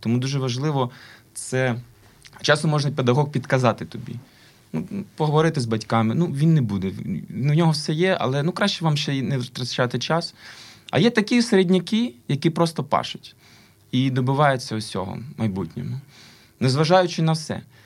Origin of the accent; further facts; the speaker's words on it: Kyiv, Ukraine; also born or lived in Lviv; Я киянин завжди мені е, Я зріс на Національній опері України.